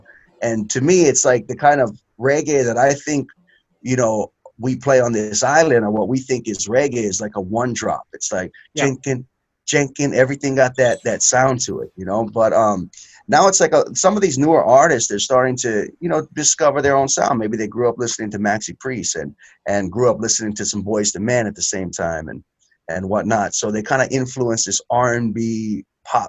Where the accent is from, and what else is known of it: Hawaii, United States; born or raised there